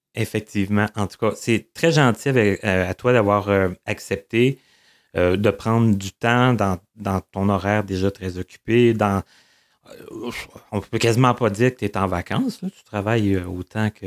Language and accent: French; Abitibi, Quebec, Canada; moved away; je viens de l'Abitibi